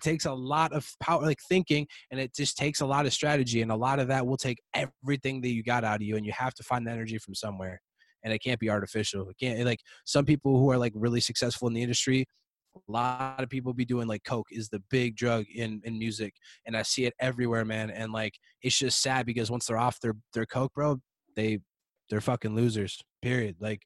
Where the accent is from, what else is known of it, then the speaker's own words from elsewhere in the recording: Prior Lake, Minnesota, United States; the whole 10 years I grew up in Prior Lake